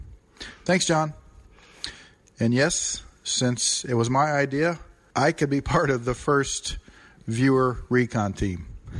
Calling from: Hannibal, Missouri, United States; I'm calling from Hannibal, Missouri.

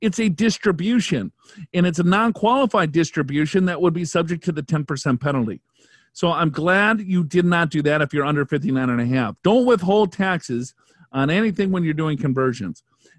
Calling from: Chicago, Illinois, United States; I'm actually asking from Chicago.

